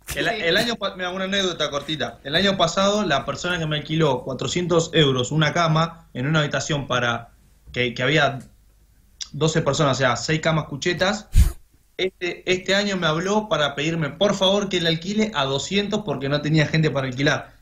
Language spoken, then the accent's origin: Spanish; Argentina; moved away as an adult; now in Ibiza, Spain; nosotros somos argentinos